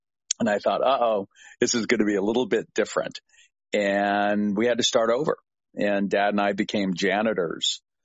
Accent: Littleton, Colorado, United States; also born or lived in Denver, Colorado; now in Annapolis, United States; it was Littleton, Colorado, born and raised in Denver

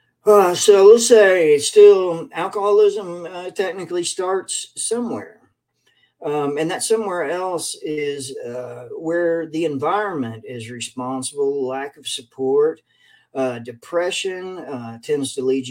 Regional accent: Lexington, Kentucky, United States; also born or lived in Hazard, Kentucky; I'm from Lexington, Kentucky, and back in, well, I'm originally from Hazard, Kentucky, but grew up in school and everything else in Lexington.

